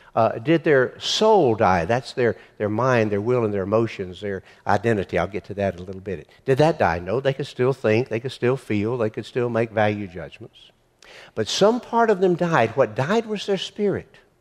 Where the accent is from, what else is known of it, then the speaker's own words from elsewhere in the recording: Macon, Georgia, United States; Macon doesn't make you a Christian 'cause I was born there, too.